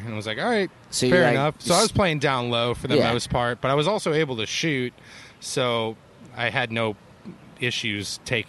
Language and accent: English; Cleveland, Ohio, United States; also born or lived in Columbus, Ohio; Like, … and I grew up in Cleveland